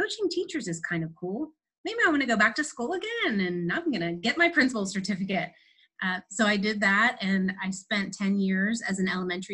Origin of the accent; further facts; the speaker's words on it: Pittsburgh, Pennsylvania, United States; born and raised in Pittsburgh, lived here all my life